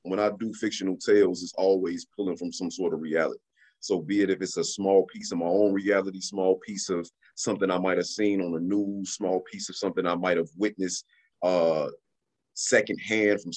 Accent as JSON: {"language": "English", "town": "Chicago", "region": "Illinois", "country": "United States", "tie": "born or raised there", "said": "my experiences growing up in Chicago"}